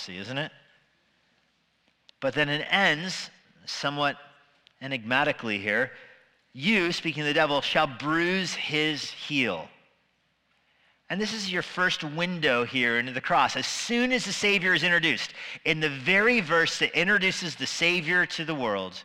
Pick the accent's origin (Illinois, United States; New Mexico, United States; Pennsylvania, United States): New Mexico, United States; Albuquerque; now in Virginia, United States; I grew up in Albuquerque